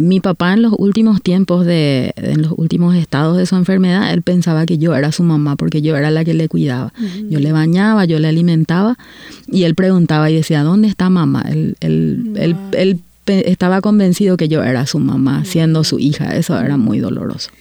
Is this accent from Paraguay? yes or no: yes; Paraguay; moved away as an adult; now in Canada; vengo de Paraguay y hace nueve años que estoy viviendo en, Canadá